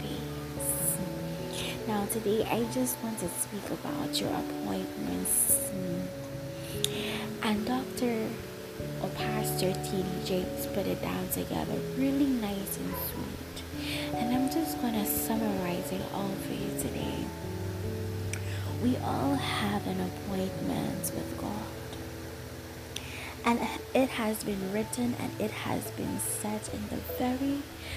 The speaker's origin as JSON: {"language": "English", "country": "St. Lucia", "said": "I am from St. Lucia."}